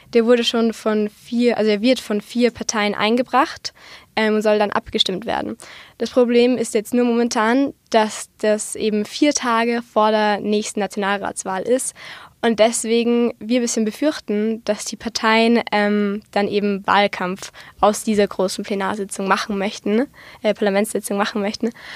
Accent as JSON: {"language": "German", "country": "Austria", "said": "bei uns in Österreich"}